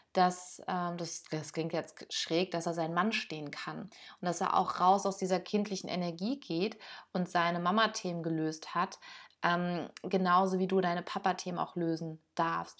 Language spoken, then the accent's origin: German; Germany; hier bei uns in Deutschland